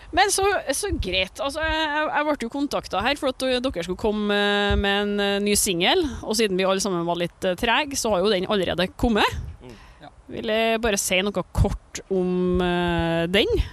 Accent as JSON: {"language": "Norwegian", "region": "Trøndelag", "country": "Norway", "said": "vi trønderne"}